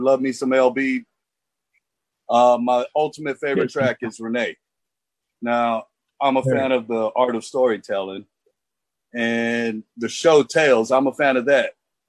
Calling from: North Hollywood, California, United States

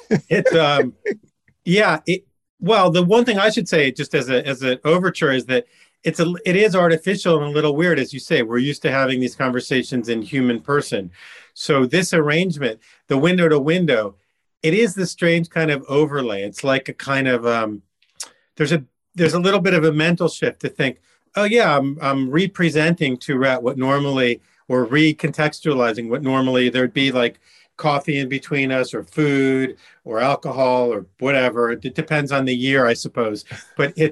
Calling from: Ridgewood, New Jersey, United States; from Ridgewood, New Jersey, in Bergen County, a suburb north west of New York City where I lived for many years.

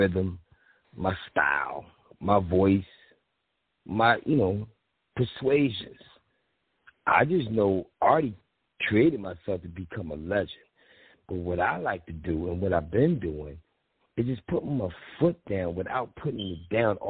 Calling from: Philadelphia, Pennsylvania, United States; I'm calling from Philly.

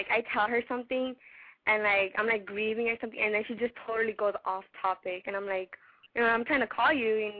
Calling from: Los Angeles, California, United States; I'm 16 years old, and I'm from South LA.

